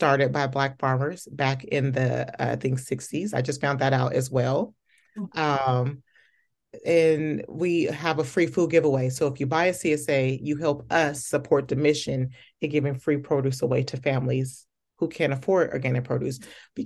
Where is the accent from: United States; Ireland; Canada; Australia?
United States; Okmulgee, Oklahoma; I was born in Oklahoma, I'm from Okmulgee, Oklahoma